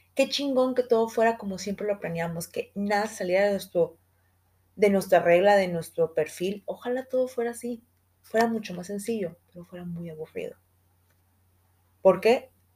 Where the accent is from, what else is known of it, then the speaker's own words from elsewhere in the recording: Guadalajara, Jalisco, Mexico; somos de Guadalajara